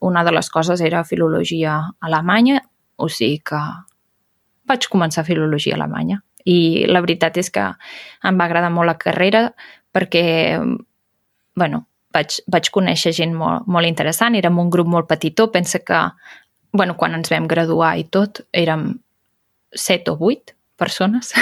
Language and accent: Catalan; Berguedà, Catalonia, Spain; el Berguedà, que és d'on sóc jo